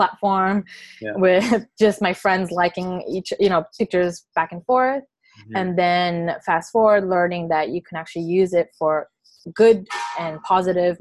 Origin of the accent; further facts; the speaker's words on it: Alameda, California, United States; also born or lived in Oakland; I grew up in Alameda.